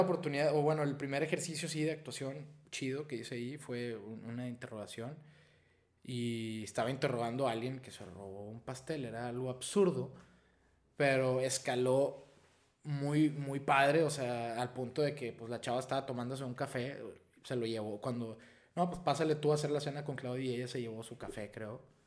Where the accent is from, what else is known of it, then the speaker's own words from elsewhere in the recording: Piedras Negras, Coahuila, Mexico; moved away as an adult; also born or lived in Eagle Pass, Texas / Monterrey / Mexico City; yo soy de aquí, de Piedras Negras, Coahuila, nací en, en Eagle Pass, Texas, pero soy orgullosamente de aquí de Piedras, igual que mis papás y mis hermanos